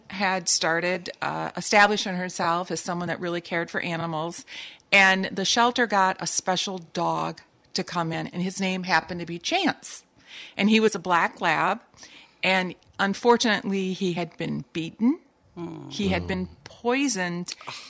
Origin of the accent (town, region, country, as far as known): Lansing, Michigan, United States; now in Saugatuck, United States